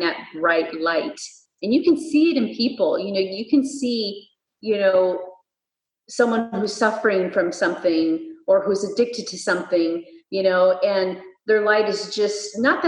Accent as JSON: {"language": "English", "town": "Fresno", "region": "California", "country": "United States", "tie": "born or raised there", "said": "here in my hometown of Fresno"}